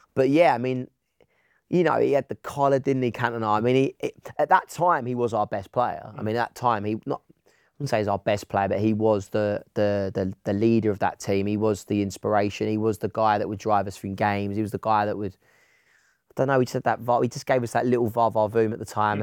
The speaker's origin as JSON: {"language": "English", "area": "Essex", "region": "East of England", "country": "United Kingdom", "said": "I was from Essex."}